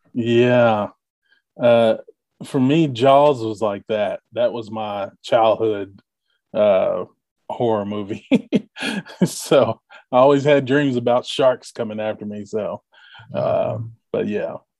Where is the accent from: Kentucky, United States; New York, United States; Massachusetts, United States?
Kentucky, United States; Bardstown; moved away as an adult; also born or lived in Louisville, Kentucky; now in Indianapolis, United States; born in Louisville, grew up in Bardstown, Kentucky